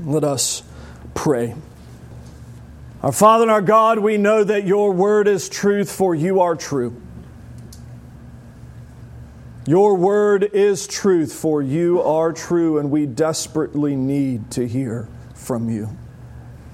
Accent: United States; as an American

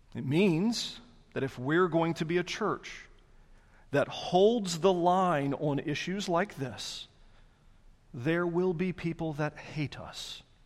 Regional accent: the South, United States; I'm Southerner through and through.

